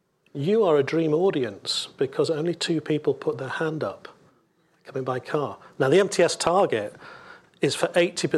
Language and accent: English; United Kingdom; We're British. It does the job.